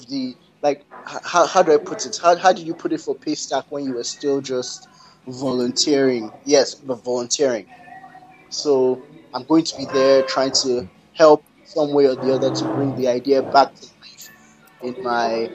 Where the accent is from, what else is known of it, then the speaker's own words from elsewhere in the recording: Canada; being Canadian